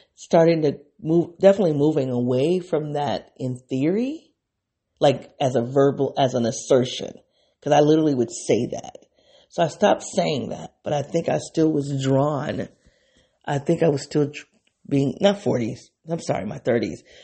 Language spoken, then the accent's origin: English; United States; I'm an African American woman.